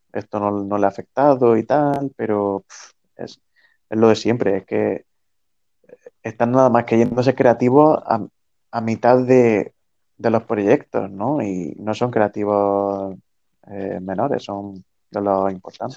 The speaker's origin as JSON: {"language": "Spanish", "country": "Spain", "said": "siendo español"}